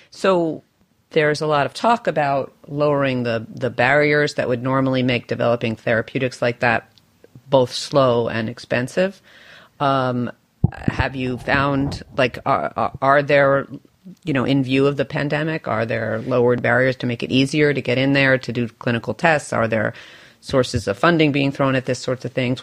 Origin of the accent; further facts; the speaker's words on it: New York, United States; my beloved home city right now, my hometown, which is which is New York